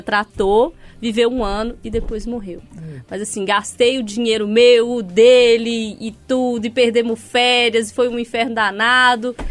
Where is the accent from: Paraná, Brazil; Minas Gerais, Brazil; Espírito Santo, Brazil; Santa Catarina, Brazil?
Minas Gerais, Brazil; Sete Lagoas; now in Belo Horizonte, Brazil; Eu já tive muitos cachorros na minha infância, muitos em Sete Lagoas